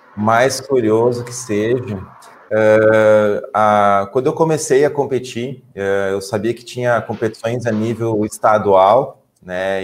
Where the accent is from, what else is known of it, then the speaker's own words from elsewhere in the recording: Ibirubá, Rio Grande do Sul, Brazil; eu fui criado pelos meus pais aqui no interior do Rio Grande do Sul, na cidade de Birubá